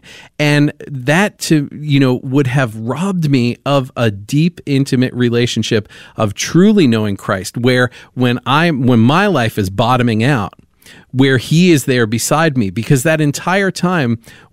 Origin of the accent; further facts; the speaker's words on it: New York, United States; I was raised in New York, and so raised in the Catholic Church.